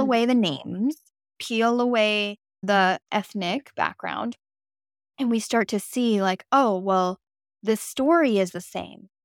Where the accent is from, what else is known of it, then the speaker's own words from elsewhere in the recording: West Coast of America, United States; moved away as an adult; now in East Coast, United States; I have spent the last eight years of my life on the East Coast of America, but I'm from the West Coast